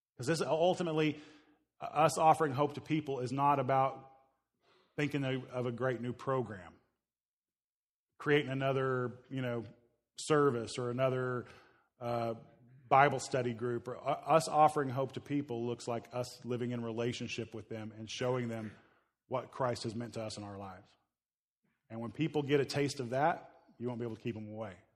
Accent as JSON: {"language": "English", "area": "Midwest", "region": "Oklahoma area", "country": "United States", "tie": "born or raised there", "moved": "yes", "said": "I grew up in the Midwest, uh, Oklahoma area"}